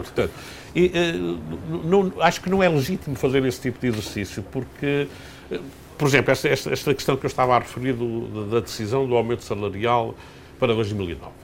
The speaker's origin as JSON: {"language": "Portuguese", "country": "Portugal", "said": "como cidadão, como português"}